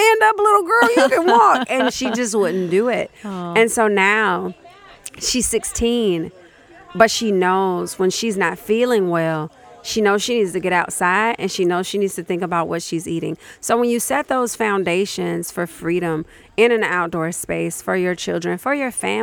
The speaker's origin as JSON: {"language": "English", "town": "Chicago", "region": "Illinois", "country": "United States", "moved": "as an adult", "lives_now": "Minnesota, United States", "said": "I'm from Chicago"}